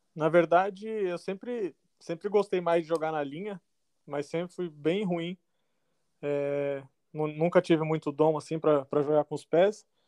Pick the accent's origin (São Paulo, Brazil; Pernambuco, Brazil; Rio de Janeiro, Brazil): São Paulo, Brazil; Guarulhos; also born or lived in Taubaté; sou de São Paulo, é, nascido em Taubaté, mas criado em Guarulhos